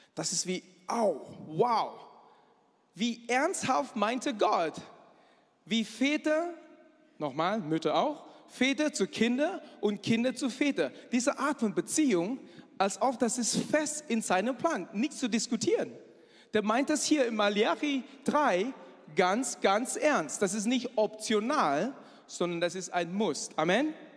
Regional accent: Malaysia; German is a second language; moved away as an adult; now in Germany; Ich komme aus Malaysia, aber ich sehe sehr chinesisch aus, denn ich bin Chinese

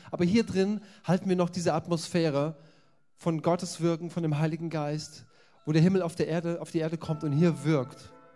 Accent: Germany; als Europäer oder als Deutsche

